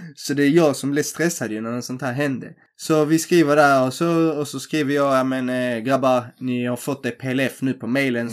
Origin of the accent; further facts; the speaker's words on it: Helsingborg, Skåne, Sweden; vi är från Sverige. Ja. Så han bara, var är från Sverige? Så jag Helsingborg